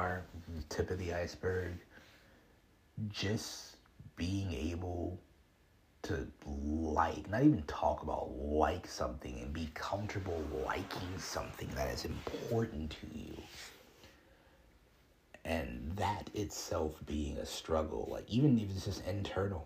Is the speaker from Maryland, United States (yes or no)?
no; Chicago, Illinois, United States; I grew up in Chicago